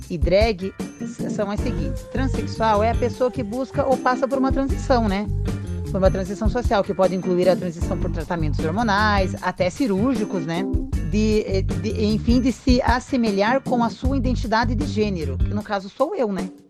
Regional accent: Matinhos, Paraná, Brazil; also born or lived in Piraquara; Porque eu sou nascida em Piraquara, mas morei boa parte do meu tempo em Matinhos.

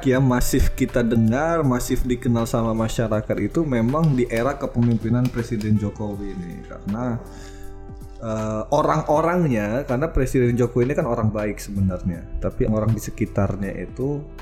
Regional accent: North Sumatra, Indonesia; also born or lived in East Java; eh aku gini-gini walaupun aku anak Sumatera Utara kemudian berproses di Jawa Timur

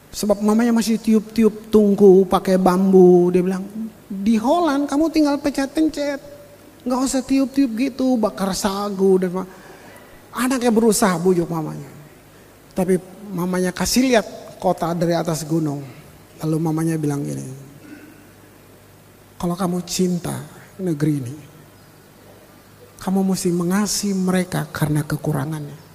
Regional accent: Ambon, Maluku, Indonesia; now in Bali, Indonesia; Saya datang ke Ambon tanpa cinta Ambon. Sekalipun saya orang Ambon.

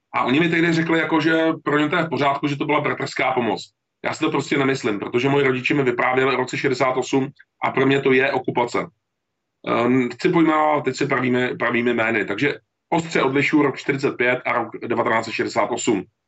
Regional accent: Czechia; já jsem Čech, já jsem, já jsem občan České republiky

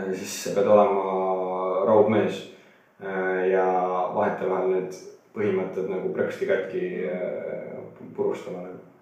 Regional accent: near Tartu, Tartu County, Estonia; olen alati Tartu külje all kasvanud äh, poisiklutt

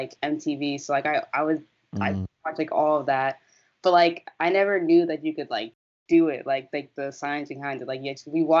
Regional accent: South Orange, New Jersey, United States; I'm from South Orange, New Jersey. It's a small town, like in the suburban area, right next to Newark

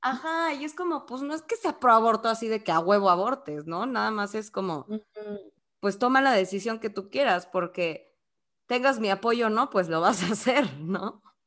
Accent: Mexico; nosotras somos de México

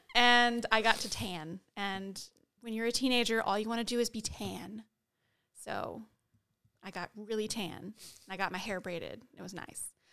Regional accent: United States; we're American

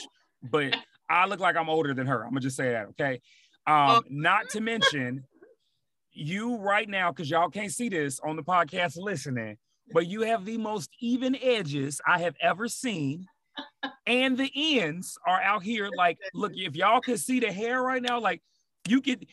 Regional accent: Chicago, Illinois, United States; moved away as an adult; now in Seattle, United States; Chicago, like, just born and raised there, but even being in Seattle for the last 5 years now

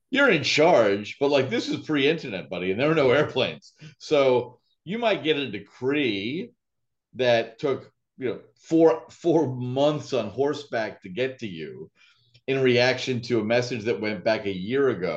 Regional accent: United States; I'm an American

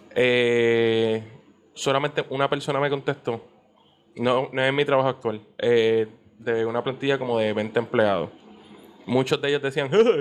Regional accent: Puerto Rico; una identidad como puertorriqueños

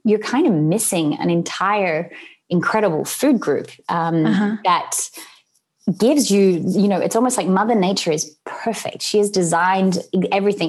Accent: Sydney, New South Wales, Australia; moved away; where I grew up in Sydney in Australia

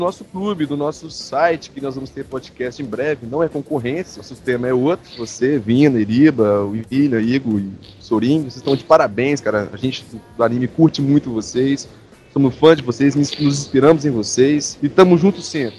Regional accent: Vila Velha, Espírito Santo, Brazil; Nós somos de Vila Velha, né? Vila Velha, Vitória

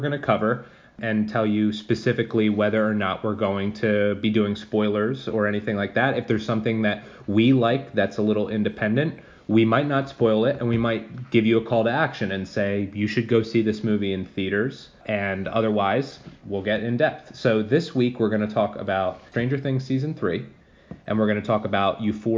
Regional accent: New Jersey, United States; We're both from New Jersey

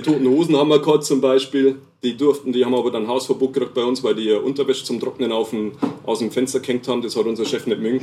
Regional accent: Lower Bavaria, Germany; accent: Niederbayerisch; moved away as an adult; also born or lived in Nuremberg; now in Regensburg, Germany; ich bin aus Niederbayern

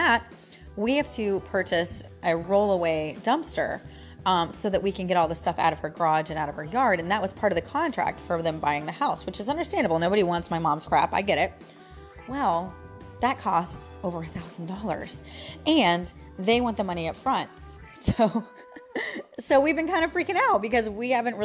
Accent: St. Petersburg, Florida, United States; I'm born and raised in Florida

